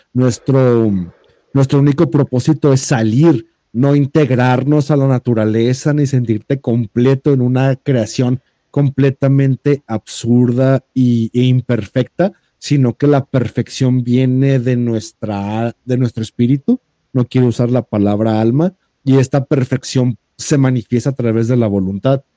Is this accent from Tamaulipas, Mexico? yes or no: no; Jalisco, Mexico; soy de Jalisco